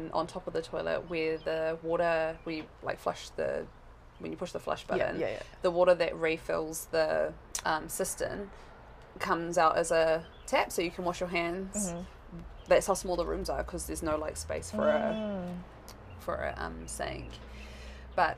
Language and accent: English; Whangarei, Northland, New Zealand; also born or lived in Tokyo, Japan; growing up in New Zealand, we weren't really encouraged to speak any other language except English.